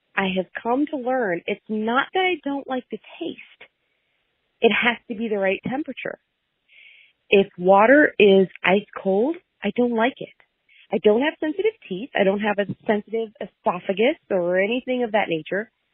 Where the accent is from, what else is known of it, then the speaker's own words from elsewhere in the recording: Mooresville, Indiana, United States; I am from Mooresville, Indiana